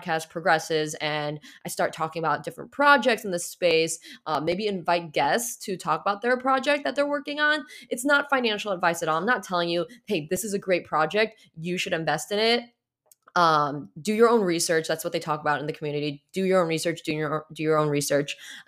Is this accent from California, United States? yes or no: yes; San Francisco, California, United States; also born or lived in Chicago; I'm from San Francisco. I moved here in June from Chicago, and I'm part of the Metaverse family on Discord